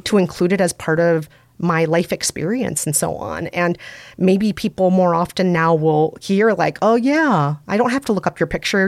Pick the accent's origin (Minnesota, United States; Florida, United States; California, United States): Minnesota, United States; accent: Minnesota; I'm from Minnesota, so I have a Minnesota accent